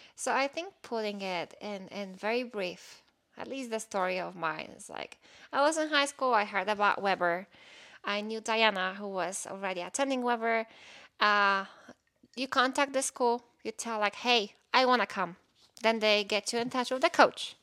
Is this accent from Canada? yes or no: no; Poland; English is a second language; moved away as an adult; I'm from Poland